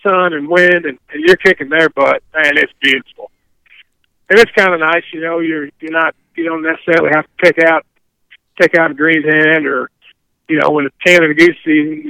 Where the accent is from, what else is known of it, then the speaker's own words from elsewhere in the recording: Illinois, United States; now in Missouri, United States; When I was a kid growing up in Illinois